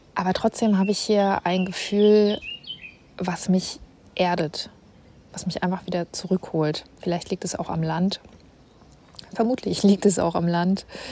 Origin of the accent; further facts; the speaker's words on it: Northern Germany, Germany; moved away as an adult; now in Munich, Germany; als Nordlicht